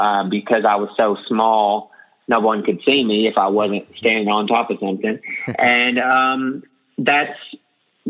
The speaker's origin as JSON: {"language": "English", "town": "Beebe", "region": "Arkansas", "country": "United States", "tie": "born or raised there", "also_born_or_lived": "Little Rock, Arkansas", "moved": "as an adult", "lives_now": "Nashville, United States", "said": "from a small town in Arkansas called BB, and I grew up there"}